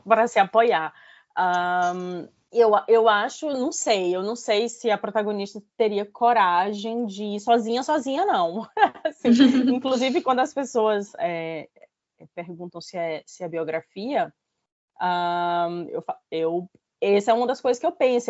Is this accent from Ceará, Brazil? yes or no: yes; Fortaleza, Ceará, Brazil; moved away as an adult; also born or lived in Lisbon; now in London, United Kingdom; eu nasci em Fortaleza, né? É, é, morei a minha vida toda, lá, nasci no Ceará, morei minha vida toda em Fortaleza